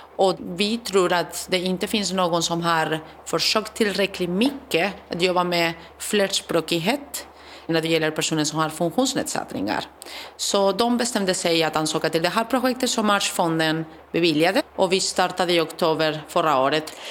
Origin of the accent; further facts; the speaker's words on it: Spain; now in Sweden; Jag kommer från Spanien